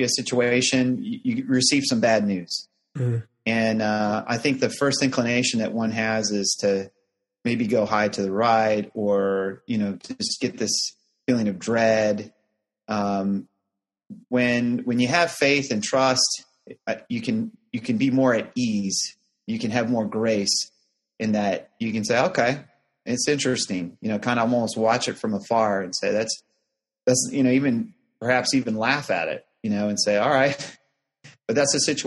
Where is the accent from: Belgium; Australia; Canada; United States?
United States; Chicago, Illinois; moved away as an adult; also born or lived in Houston, Texas; originally grew up in the Chicagoland area